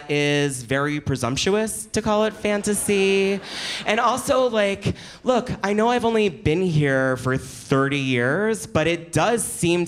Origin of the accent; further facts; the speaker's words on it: Philadelphia, Pennsylvania, United States; I'm from Philadelphia